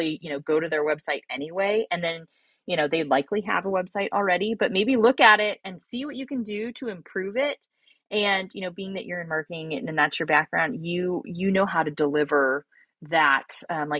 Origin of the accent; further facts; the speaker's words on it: Northern California, United States; also born or lived in Europe (France, French-speaking area); I live in my hometown, which I, you know, I grew up here. So I was fortunate to have a large network. However, when I started my business, I was actually living in Europe. So I'm in Northern California now